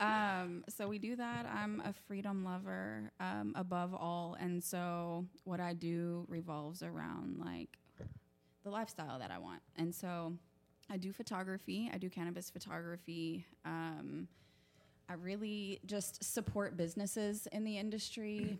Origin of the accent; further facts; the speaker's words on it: Oklahoma, United States; I was raised here in Oklahoma with my mom and my stepdad